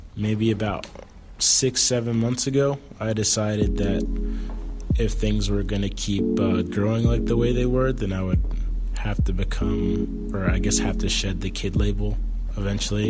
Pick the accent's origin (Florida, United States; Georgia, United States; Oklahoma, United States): Florida, United States; South; moved away as an adult; now in Chicago, United States; I'm from South Florida